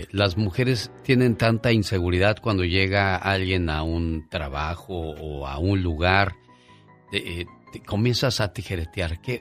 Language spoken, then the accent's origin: Spanish; Mexicali, Baja California, Mexico; now in Lompoc, United States; somos de Mexicali porque un día salí de Mexicali, pero Mexicali nunca salió de mí.